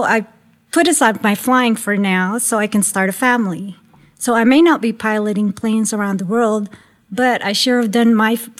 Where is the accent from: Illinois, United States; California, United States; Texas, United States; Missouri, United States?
California, United States; San Dimas; also born or lived in Philippines; now in Florida, United States; I grew up in Southern California, specifically in San Dimas, which is east of Pasadena.